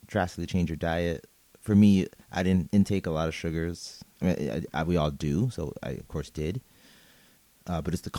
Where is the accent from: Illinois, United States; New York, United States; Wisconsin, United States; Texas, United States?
New York, United States; New York City; I am a New Yorker